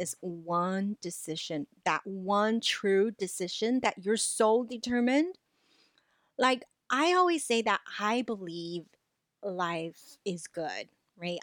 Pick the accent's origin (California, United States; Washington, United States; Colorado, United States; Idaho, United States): California, United States; Los Angeles; English is a second language; even though I grew up, you know, in L A, I hold the diploma from U C L A, I still feel, because English isn't my native language